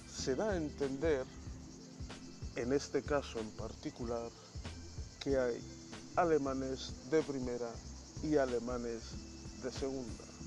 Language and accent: Spanish; Bilbao, Basque Country, Spain; De Bilbao